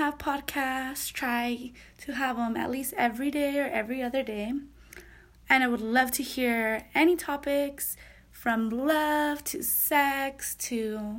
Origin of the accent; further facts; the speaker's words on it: Los Angeles, California, United States; moved away as an adult; now in Phoenix, United States; I've been living here since January, so it's a new experience. I'm originally from Los Angeles, and this summer I'll be living in New York.